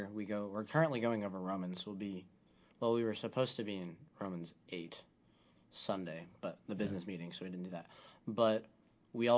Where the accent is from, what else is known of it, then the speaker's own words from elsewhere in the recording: Jackson, Missouri, United States; So, I'm from Jackson, Missouri.